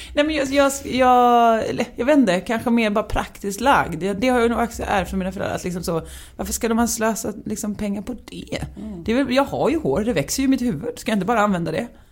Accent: Värnamo, Jönköping County, Sweden; moved away; Stubbabo. En gård tre kilometer från närmsta granne

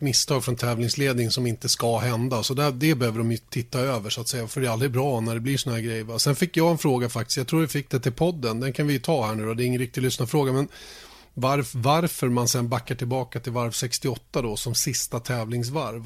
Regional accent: Sweden; vi som svenskar

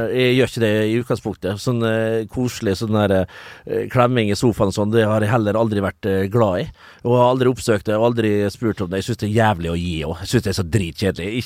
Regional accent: Vestnes, Møre og Romsdal, Norway; moved away; also born or lived in Kristiansand; som vi sier hjemme på Vestnes

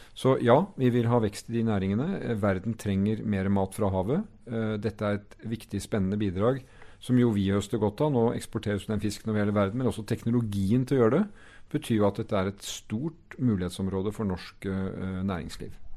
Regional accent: Norway; hvem vi er som nordmenn

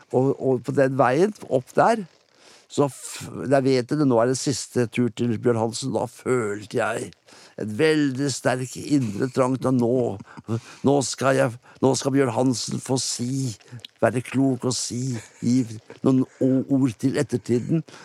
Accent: Sandefjord, Vestfold, Norway; jeg kommer fra Kystby, da. Rundt Sandefjord

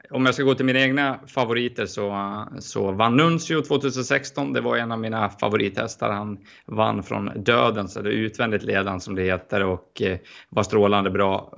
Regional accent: Sweden; som svensk är det ju det.

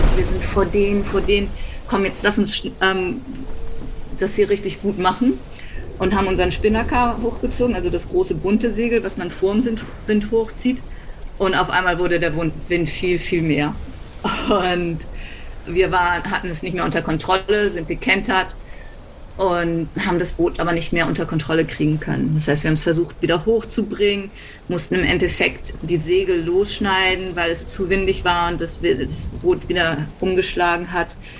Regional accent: Hamburg, Germany; moved away as an adult; now in Australia; Ich bin auf der Alster in Hamburg ähm, groß geworden und habe da segeln gelernt

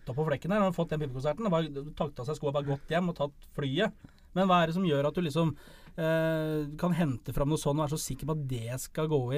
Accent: Hamar, Innlandet, Norway; Jeg er fra Hamar og holder med HamKam

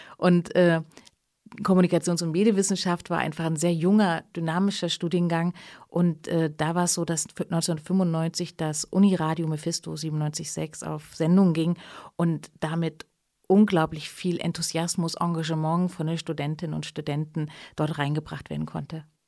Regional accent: East Germany, Germany; now in Leipzig, Germany; meine ostdeutsche Identität und mein ostdeutscher Hintergrund

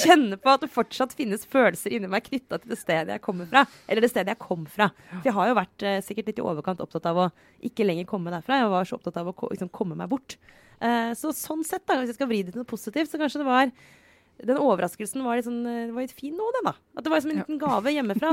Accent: Romerike, Akershus, Norway; Romerike, min barndoms ikke så grønne sånn, slette.

